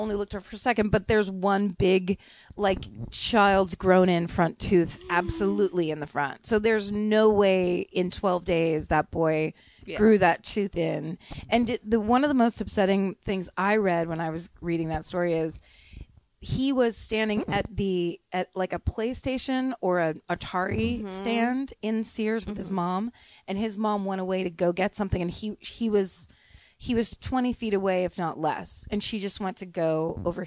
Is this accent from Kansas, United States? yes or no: no; Petaluma, California, United States; moved away; it's about my hometown